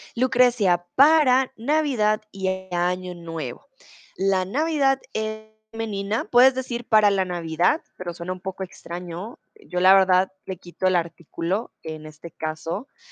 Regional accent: Colombia; soy de Colombia

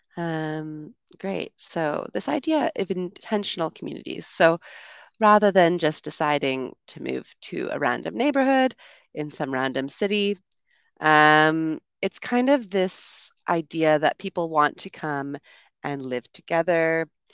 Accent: Canada; moved away as an adult; also born or lived in United Kingdom; I'm from Canada originally

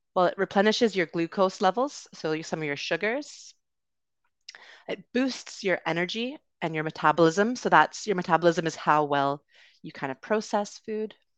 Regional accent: Canada; accent: Canadian; also born or lived in United Kingdom; So I am from Canada, but I also lived in the U K for a bit. But you will be hearing a Canadian accent, uh, today

